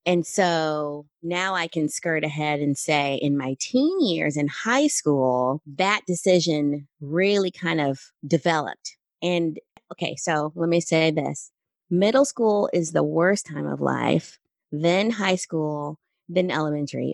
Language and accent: English; Southern California, United States; I grew up in California, Southern California